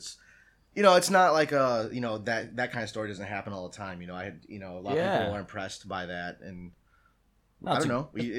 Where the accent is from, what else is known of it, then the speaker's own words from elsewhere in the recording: Schererville, Indiana, United States; Well, I'm actually from Northwest Indiana.